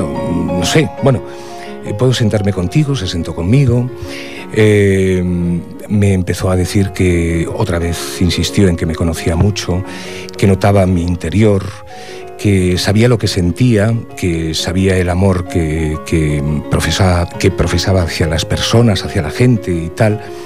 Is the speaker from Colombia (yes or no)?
no; Cerredo, Asturias, Spain; now in Ripollet, Spain; el pueblo donde nací, Cerredo, en Asturias, un pueblo minero